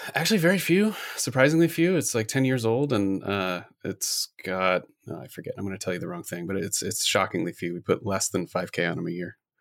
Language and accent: English; Gahanna, Ohio, United States; moved away as an adult; also born or lived in upstate New York; now in Seattle, United States; I grew up in Gahanna